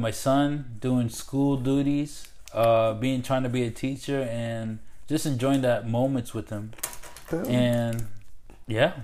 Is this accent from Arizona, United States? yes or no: no; Providence, Rhode Island, United States; moved away; also born or lived in Upstate New York; I'm from Providence, Rhode Island. Yes, the small state